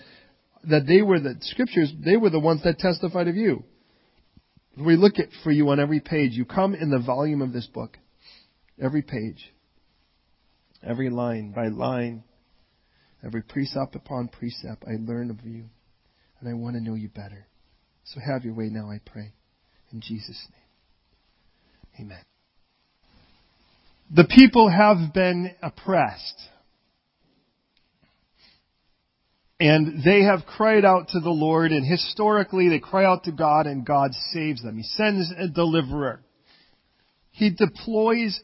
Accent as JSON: {"language": "English", "town": "Chicago", "region": "Illinois", "country": "United States", "tie": "born or raised there", "also_born_or_lived": "California", "moved": "yes", "said": "I grew up initially in Chicago before I moved to California."}